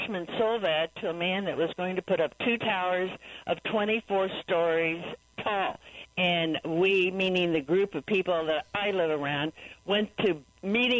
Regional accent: Clayton, Missouri, United States; I grew up in Clayton

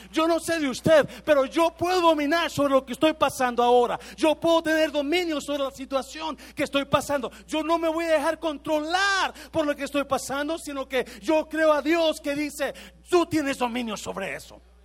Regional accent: Mexico

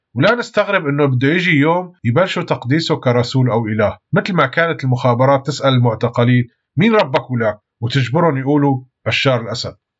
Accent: Syria

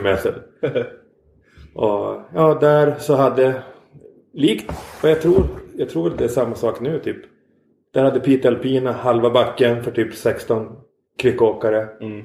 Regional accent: Norrfjärden, Norrbotten County, Sweden; moved away; also born or lived in Västerbotten; Jag är uppvuxen utanför Pite i en uh, by som heter Norrfjärden

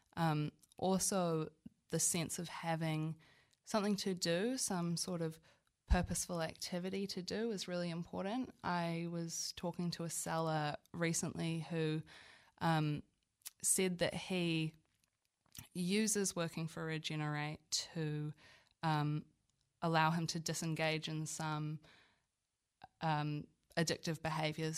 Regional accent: Auckland, New Zealand; moved away as an adult; now in Wellington, New Zealand; I'm originally from Auckland, but now consider myself Wellingtonian through and through. I moved here for university about seven years ago

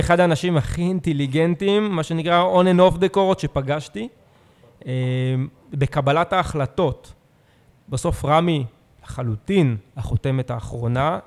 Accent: Herzliya, Tel Aviv District, Israel; now in Tel Aviv, Israel; אני הרצליאני, שיחקתי בנוער בהרצליה עד גיל 18

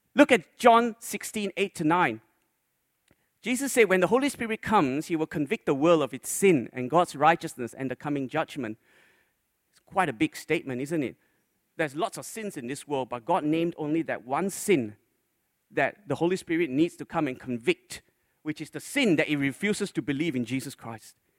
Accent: Malaysia; When I grew up in Malaysia, when I was a little boy

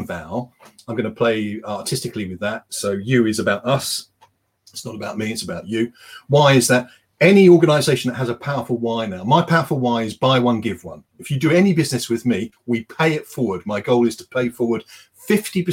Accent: United Kingdom; we're British

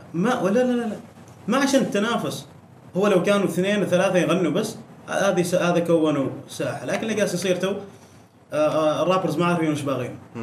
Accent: Oman; انا عماني في عمان عندنا المبارزات الكلاميه بفن الميدان

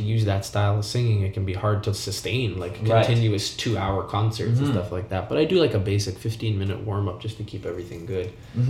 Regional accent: Toronto, Ontario, Canada; I grew up in Scarborough.

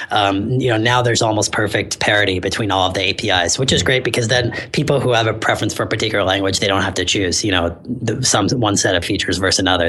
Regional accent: San Francisco, California, United States; moved away as an adult; I'm actually from San Francisco originally

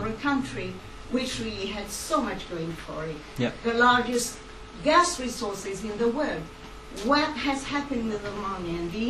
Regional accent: Algeria; moved away as an adult; now in United Kingdom; The difference is I was born and brought up in Algeria for many years

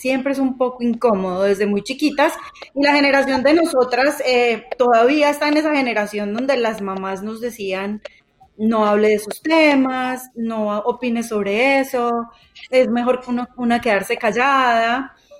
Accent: Colombia; las tres crecimos en Colombia en una época de muchísima violencia

